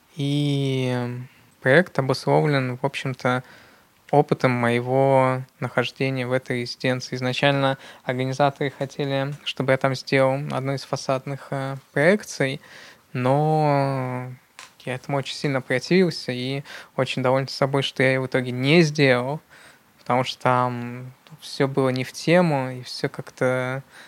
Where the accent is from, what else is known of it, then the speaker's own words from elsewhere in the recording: Yekaterinburg, Sverdlovsk Oblast, Russia; я действительно родился в Екатеринбурге, и в Екатеринбурге действительно довольно активная среда